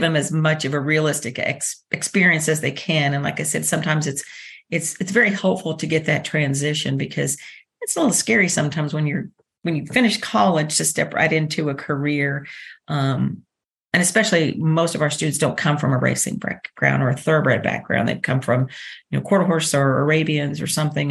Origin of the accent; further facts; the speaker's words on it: Dallas, Texas, United States; now in Lexington, United States; I grew up in Dallas, Texas